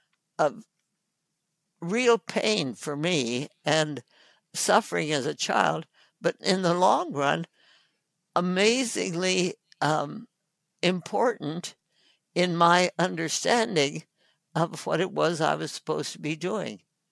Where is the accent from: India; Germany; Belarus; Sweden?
India; North India; Anyway, so I was born in India and grew up with my parents working in the villages of North India with the people of North India.